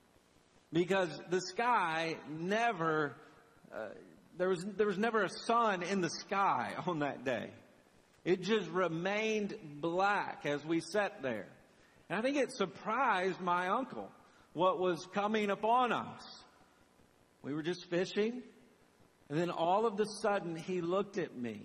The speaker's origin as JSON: {"language": "English", "region": "Southern Tennessee", "country": "United States", "tie": "born or raised there", "said": "I grew up bass fishing on the Tennessee River with one of my uncles"}